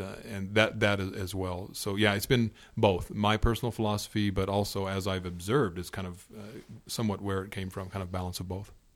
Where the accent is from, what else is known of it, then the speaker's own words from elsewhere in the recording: Indiana, United States; growing up in Indiana, where I'm from